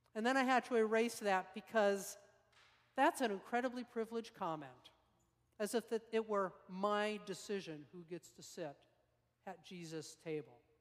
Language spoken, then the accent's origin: English; Salt Lake City, Utah, United States; moved away; I grew up in Salt Lake uh, high school years